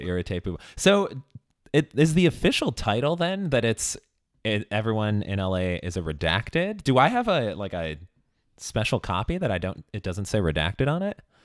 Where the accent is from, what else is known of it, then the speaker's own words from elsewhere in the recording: Chicago, Illinois, United States; moved away; also born or lived in Los Angeles; I'm from Chicago originally, and I actually did live in L A for a couple of years